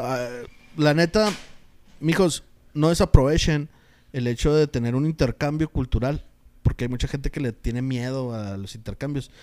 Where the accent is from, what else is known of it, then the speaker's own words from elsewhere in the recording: Mexico; como mexicano